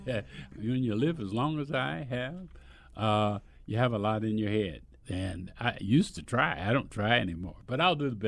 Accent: Omaha, Nebraska, United States; I was born and raised in Omaha

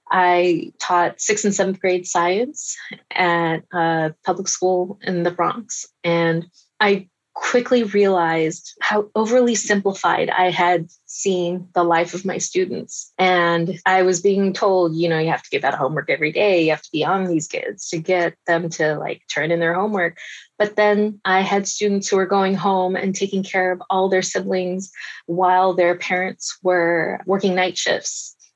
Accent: Taiwan; born there; And I was born in Taiwan. I was a US citizen, but I said Taiwan because I thought I have to answer honestly.

